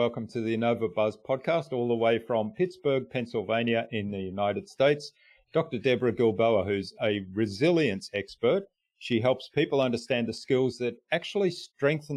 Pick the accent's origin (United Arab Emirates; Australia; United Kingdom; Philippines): Australia; first language German; English is a second language; also born or lived in Germany; when I first went to school, I couldn't speak a word of English here in Australia. So I was born in Germany. I was brought up in a German household.